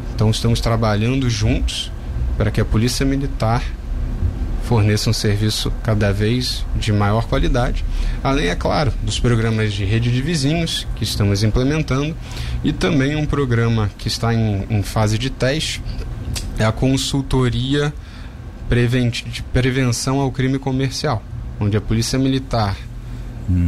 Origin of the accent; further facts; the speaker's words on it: Rio de Janeiro, Brazil; moved away; sou carioca, morei lá a maior parte da minha vida